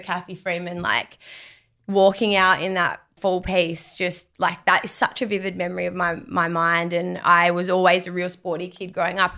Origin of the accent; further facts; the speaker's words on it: Darwin, Northern Territory, Australia; moved away as an adult; now in Melbourne, Australia; I grew up on Larrakia country, so up in Darwin